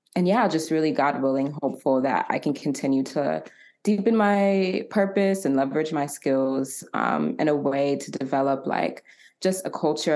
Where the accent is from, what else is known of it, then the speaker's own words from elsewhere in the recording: Atlanta, Georgia, United States; also born or lived in Marietta, Georgia; I was born and raised in Atlanta, Georgia. A proud ATLian